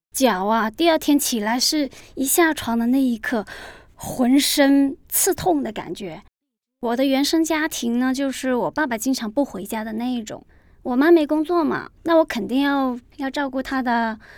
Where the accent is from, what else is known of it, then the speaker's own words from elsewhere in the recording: Guangzhou, Guangdong, China; 今年三十七岁了。我是一个广州人